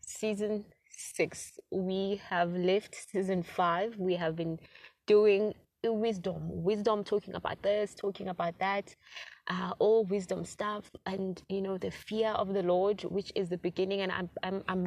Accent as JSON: {"language": "English", "country": "South Africa", "said": "a South African black girl"}